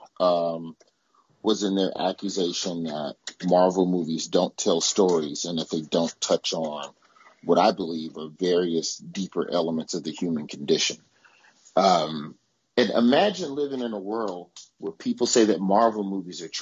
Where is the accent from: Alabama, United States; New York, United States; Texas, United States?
Alabama, United States; born or raised there